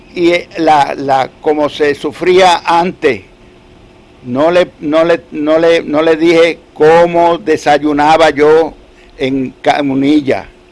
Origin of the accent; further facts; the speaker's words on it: Adjuntas, Puerto Rico; also born or lived in Utuado; adjuntas eh, es mi pueblo porque yo nací en Pellea y me registraron acá en Utuado en el 1928